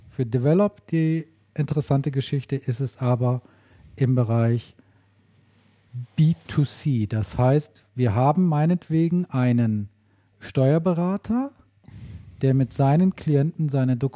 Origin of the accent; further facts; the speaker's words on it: North Rhine-Westphalia, Germany; von einem Unternehmen aus meiner alten Heimat, aus dem westlichen Münsterland.